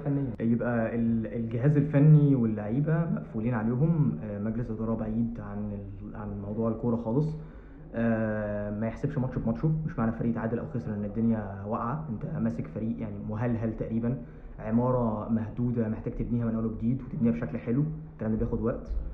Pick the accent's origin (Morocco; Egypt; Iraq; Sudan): Egypt; احنا العرف عندنا في مصر